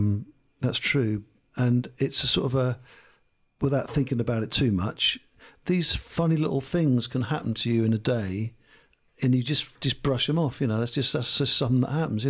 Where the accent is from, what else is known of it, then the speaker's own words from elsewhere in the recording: Lowestoft, East of England, United Kingdom; I'm from Lowestoft.